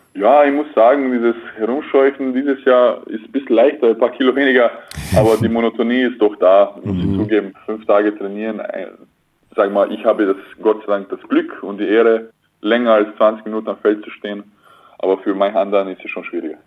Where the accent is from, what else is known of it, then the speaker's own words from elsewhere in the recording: Klagenfurt, Carinthia, Austria; now in Oldenburg, Germany; ich bin 1000 Kilometer weg von Klagenfurt, mhm. also meiner Heimatstadt